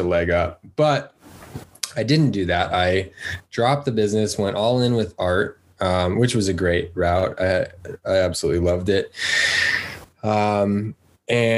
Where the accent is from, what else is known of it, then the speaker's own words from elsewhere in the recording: Lafayette, Colorado, United States; moved away as an adult; also born or lived in Boulder, Colorado; now in Southern California, United States; Grew up outside of there in a place called Lafayette.